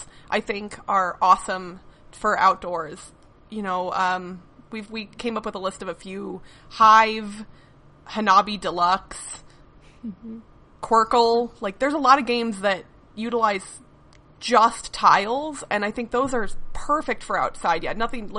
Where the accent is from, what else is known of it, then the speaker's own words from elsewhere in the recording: Midwest, United States; I grew up in the Midwest